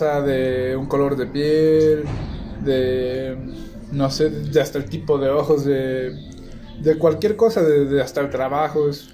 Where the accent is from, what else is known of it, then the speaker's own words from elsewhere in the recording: Mexico; nosotros como mexicanos